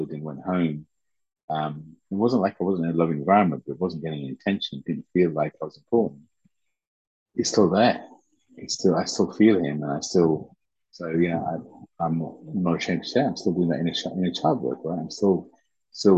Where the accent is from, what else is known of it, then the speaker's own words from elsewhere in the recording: Leicester, East Midlands, United Kingdom; English is a second language; also born or lived in Uganda / Teesside, England; we grew up in the Teesside. But then after a few years, we moved to Leicester.